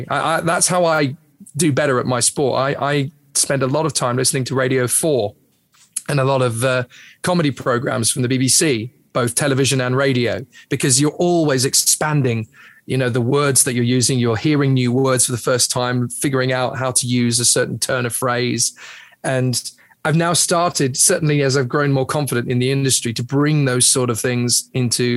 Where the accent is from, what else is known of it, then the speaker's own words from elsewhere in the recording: England, United Kingdom; accent: British; I'm English.